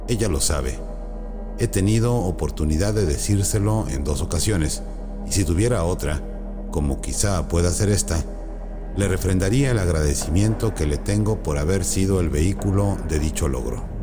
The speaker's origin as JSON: {"language": "Spanish", "region": "Jalisco", "country": "Mexico", "tie": "born or raised there", "also_born_or_lived": "Sonora", "said": "Nací en Sonora, pero viví mayormente en Jalisco. Iba dos meses a Europa y me quedé dos años. He vivido en más de siete ciudades, dos aldeas"}